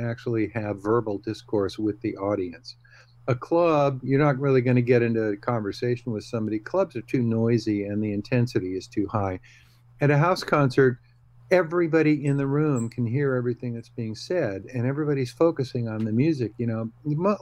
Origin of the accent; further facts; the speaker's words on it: Bay Area, California, United States; I don't work in the Bay Area very often.